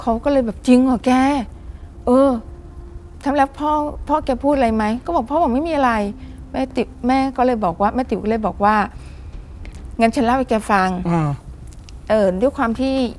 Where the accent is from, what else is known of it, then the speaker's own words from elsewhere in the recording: Nakhon Si Thammarat, Southern Thailand, Thailand; หนูเป็นคนใต้